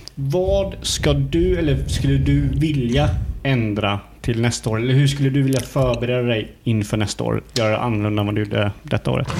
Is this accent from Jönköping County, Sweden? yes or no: yes; Hult, Jönköping County, Sweden; vi från Hult där jag är ifrån. Det är ju eh, grannsamhälle från Eksjö